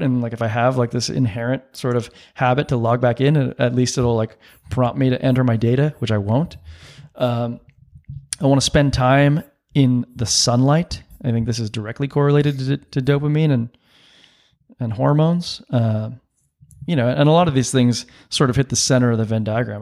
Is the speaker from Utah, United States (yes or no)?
no; San Diego, California, United States; I grew up in San Diego